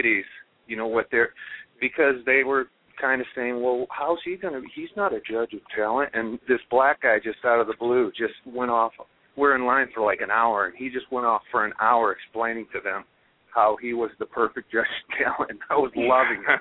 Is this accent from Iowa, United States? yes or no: yes; Iowa, United States; also born or lived in Dallas, Texas; now in Los Angeles, United States; I come from the Midwest. I'm from Iowa